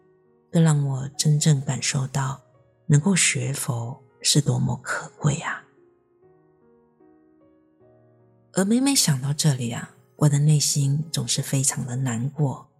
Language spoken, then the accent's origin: Chinese; Myanmar; 我的故乡在一个缅甸非常偏僻的乡下，在那里呢，大多数的人连佛法是什么都不知道。尽管我们也拜佛，但只是一般的民间信仰罢了。